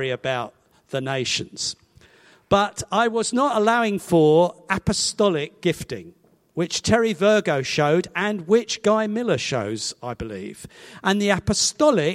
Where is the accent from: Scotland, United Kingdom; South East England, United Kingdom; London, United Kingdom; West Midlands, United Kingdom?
South East England, United Kingdom; Hastings; moved away as an adult; also born or lived in Badger Farm, Winchester; now in Winchester, United Kingdom; Grew up in Hastings and ultimately ended up teaching there